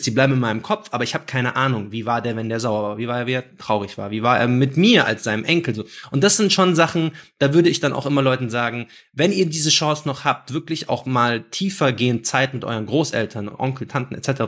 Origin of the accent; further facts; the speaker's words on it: Germany; first language Arabic; ich bin aus Deutschland